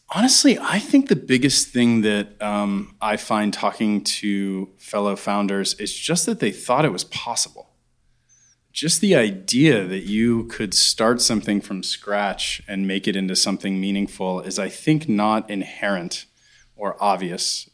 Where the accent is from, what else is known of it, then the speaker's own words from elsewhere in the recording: Pittsburgh, Pennsylvania, United States; I grew up in Pittsburgh, a little bit outside of Pittsburgh